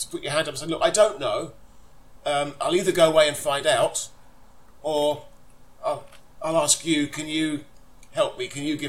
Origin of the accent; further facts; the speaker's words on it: London, United Kingdom; now in Folkestone, United Kingdom; I live in Folkestone, but I consider myself still bizarrely to be from North London.